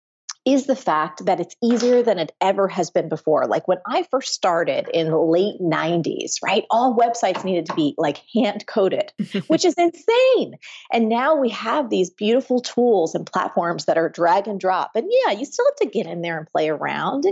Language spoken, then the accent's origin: English; New Jersey, United States; I'm from New Jersey. I was raised by like just middle-class blue-collar people.